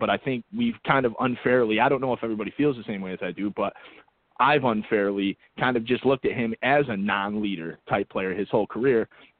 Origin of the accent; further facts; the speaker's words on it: Baltimore, Maryland, United States; I'm from Baltimore.